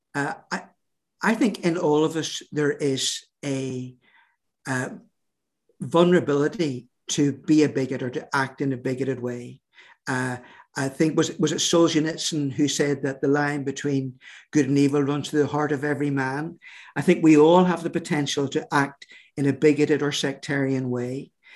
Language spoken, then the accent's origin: English; Northern Ireland, United Kingdom; our sense of who we are as British, uh, Protestant, uh, Northern Irish people